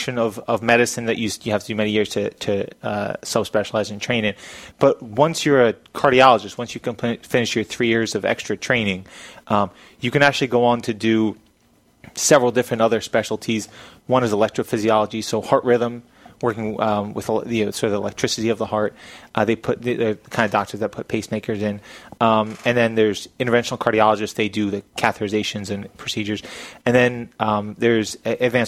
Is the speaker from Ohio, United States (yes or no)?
no; Churchville, Pennsylvania, United States; moved away as an adult; also born or lived in Danville, Pennsylvania; I grew up here. I grew up in Churchville, which is about 20, 25 minutes away. I went to Council Rock High School